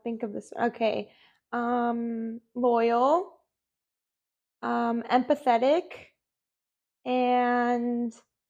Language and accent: English; Huntington Beach, California, United States; Okay, well, I am Mexican. Full Mexican, and I was raised in Huntington Beach, California.